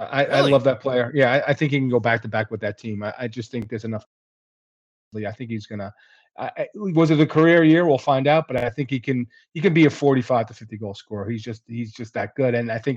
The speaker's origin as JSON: {"language": "English", "region": "New Jersey", "country": "United States", "tie": "born or raised there", "said": "I grew up in Central Jersey."}